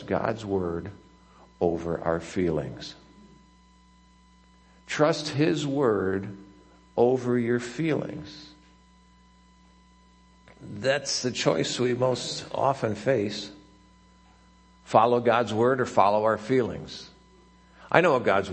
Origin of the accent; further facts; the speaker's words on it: Chicago, Illinois, United States; growing up in Chicago